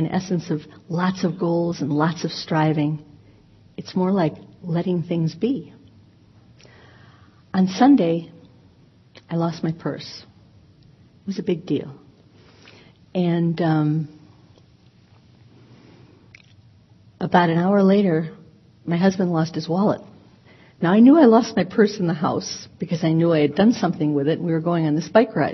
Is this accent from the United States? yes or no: yes; Chicago, Illinois, United States; I was born in Chicago, raised in a family as the third, the youngest of 3 children